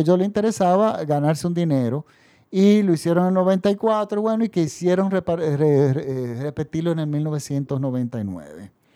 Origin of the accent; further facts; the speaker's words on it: Dominican Republic; en mi país